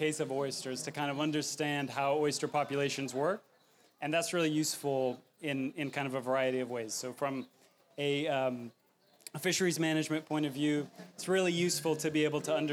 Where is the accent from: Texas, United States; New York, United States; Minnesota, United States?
Texas, United States; I'm from Texas